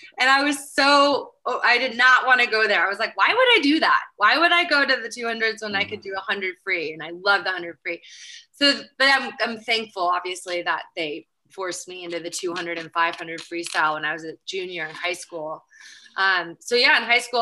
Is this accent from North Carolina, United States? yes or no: no; Berkeley, California, United States; also born or lived in Marseille / Los Angeles; I grew up in Berkeley, near Berkeley